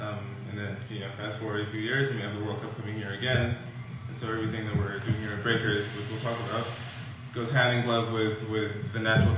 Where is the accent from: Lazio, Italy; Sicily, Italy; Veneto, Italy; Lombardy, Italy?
Lazio, Italy; Rome; also born or lived in Cameroon; now in United States; So I grew up in Rome, which is, as you can imagine, one of the more passionate places in the world about soccer.